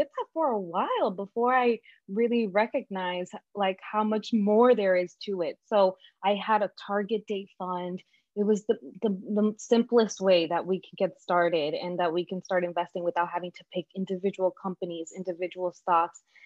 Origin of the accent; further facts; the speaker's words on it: New York City, New York, United States; also born or lived in Dominican Republic; growing up in Brooklyn and working in the fashion industry